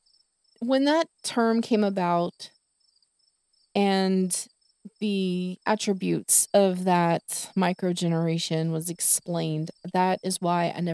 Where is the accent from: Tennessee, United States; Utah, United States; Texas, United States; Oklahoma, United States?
Texas, United States; I'm from Texas